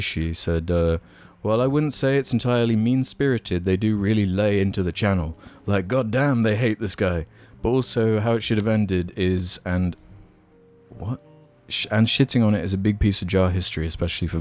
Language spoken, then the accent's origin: English; United Kingdom; There's a lot of things I'm kind of ashamed of being a Brit about